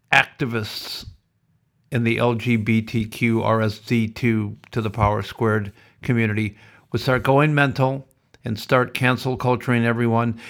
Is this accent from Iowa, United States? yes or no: yes; Sioux City, Iowa, United States; moved away; originally I am from America, as you know, Sioux City, Iowa